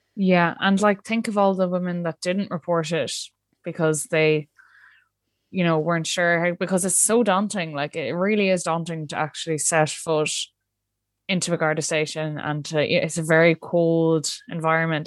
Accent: Ireland; as Irish people

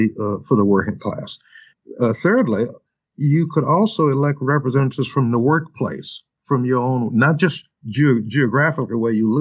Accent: New Orleans, Louisiana, United States; now in Minnesota, United States; my home state in Louisiana and New Orleans

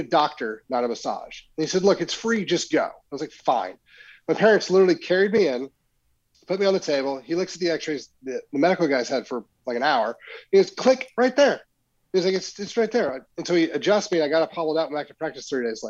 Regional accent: Oklahoma, United States; moved away as an adult; now in Frisco, United States; I grew up in Oklahoma

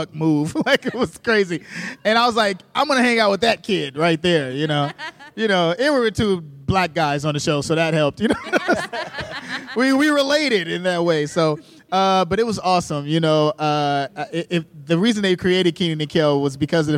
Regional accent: Chicago, Illinois, United States; I'm from Chicago

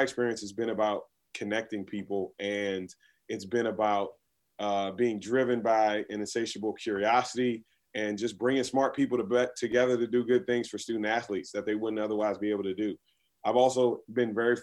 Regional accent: Washington, District of Columbia, United States; I was born and raised in Washington, D.C.

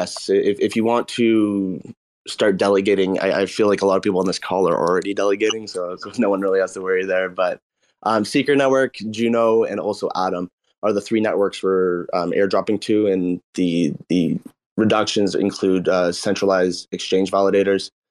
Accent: Canada; We're both from Canada

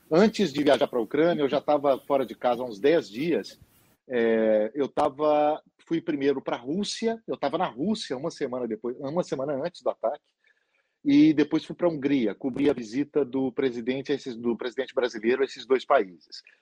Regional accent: Lagoa Santa, Minas Gerais, Brazil; also born or lived in Belo Horizonte; eu nasci em Belo Horizonte, mas minha família é de Conceição do Mato Dentro, eu me considero concessionense, embora tenha crescido em Lagoa Santa.

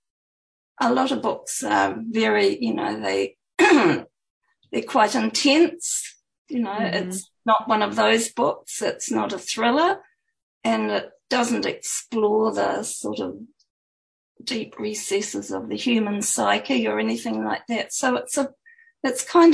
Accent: New Zealand; also born or lived in Auckland, New Zealand; my home country, showcased New Zealand

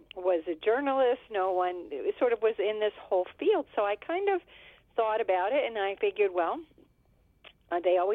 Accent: Pittsburgh, Pennsylvania, United States; I grew up in Pittsburgh, Pennsylvania

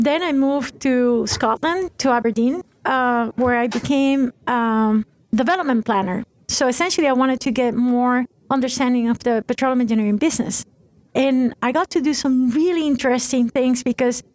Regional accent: Venezuela; moved away as an adult; also born or lived in Italy (ancestry); I'm originally from Venezuela. My family's Italian, moved to Venezuela after World War II

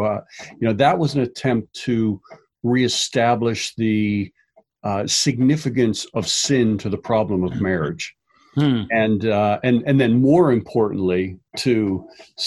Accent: Pittsburgh, Pennsylvania, United States; also born or lived in Philadelphia; born and raised in Pittsburgh

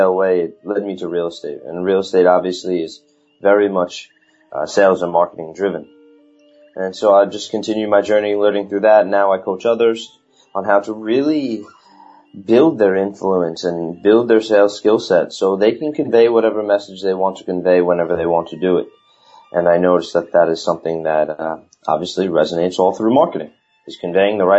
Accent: New York, United States; accent: New York; my New York accent

